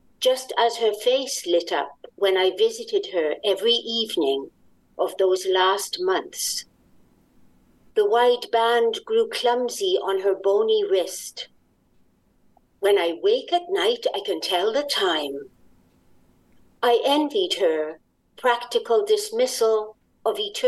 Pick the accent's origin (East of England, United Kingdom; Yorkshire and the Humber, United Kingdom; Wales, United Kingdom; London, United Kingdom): Wales, United Kingdom; now in Montreal, Canada; I'm originally from Wales.